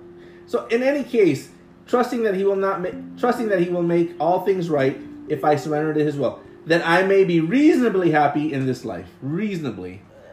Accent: San Jose, California, United States; East San Jose, which I was growing up also.

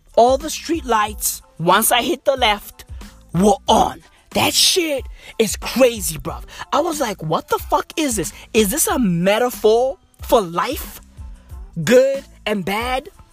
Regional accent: East Rand, Gauteng, South Africa; I'm from the East Rand

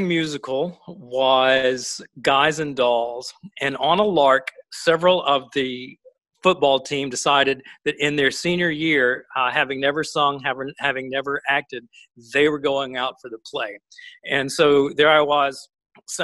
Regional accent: Montgomery, Alabama, United States; also born or lived in Princeton, New Jersey; I was a Southern boy from Montgomery, Alabama

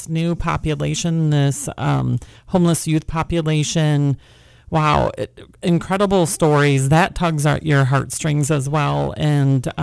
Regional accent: rural Wisconsin, United States; moved away as an adult; now in California, United States; I am not a native Californian. I actually grew up in rural Wisconsin

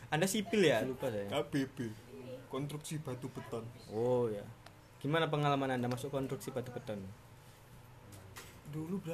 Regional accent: Java, Indonesia; tempat saya kan saya kan asli Jawa nih mas

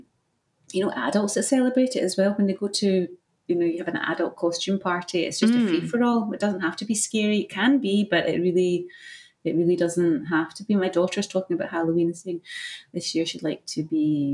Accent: Scotland, United Kingdom; I grew up in the UK, obviously, in Scotland

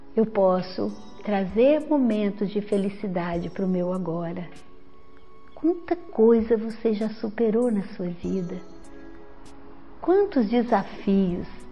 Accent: interior of Minas Gerais, Brazil; moved away as an adult; also born or lived in Belo Horizonte, Brazil; now in Vitória, Brazil; eu sou mineira, vim do interior de Minas

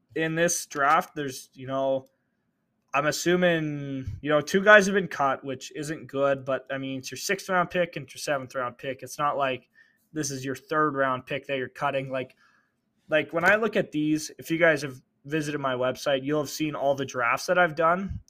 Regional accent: Canada; I'm Canadian

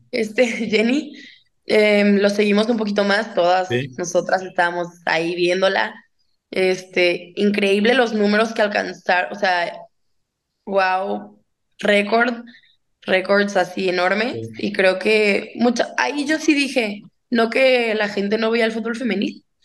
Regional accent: Guadalajara, Jalisco, Mexico; born or raised there

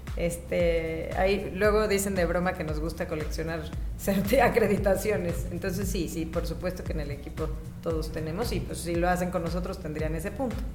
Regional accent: Mexico City, Mexico; also born or lived in Milan, Italy; soy de aquí de la Ciudad de México

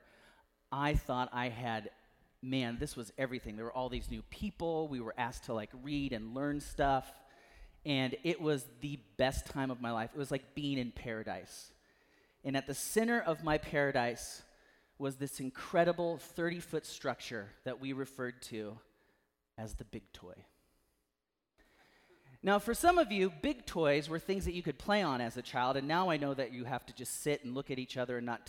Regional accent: Natchez, Mississippi, United States; Eastern Natchez where I grew up

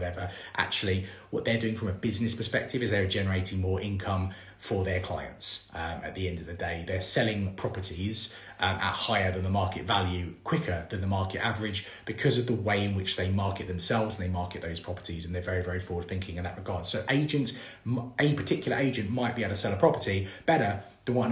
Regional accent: London, United Kingdom; moved away; I'm obviously originally from London

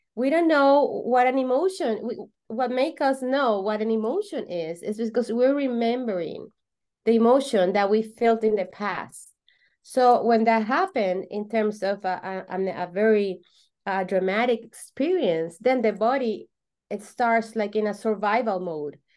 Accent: Venezuela; English is a second language; I'm from Venezuela

